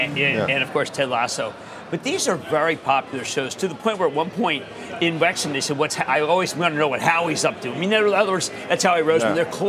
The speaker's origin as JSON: {"language": "English", "town": "Philadelphia", "region": "Pennsylvania", "country": "United States", "said": "I'm from Philadelphia, obviously, because you watch the show."}